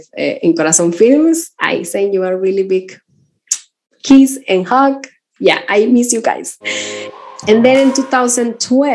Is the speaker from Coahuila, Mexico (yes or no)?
yes; Torreón, Coahuila, Mexico; English is a second language; moved away as an adult; also born or lived in San Francisco / Mexico City; I'm from Mexico. I'm from the north, and it's a city called Torreón.